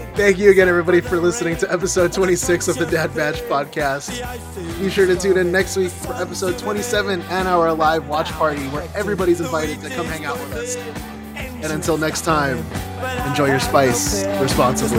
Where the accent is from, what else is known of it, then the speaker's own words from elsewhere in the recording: Chicago, Illinois, United States; moved away; I was born and raised in Chicago